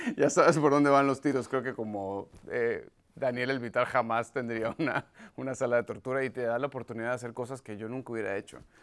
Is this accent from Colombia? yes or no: no; Venezuela; moved away as an adult; now in United States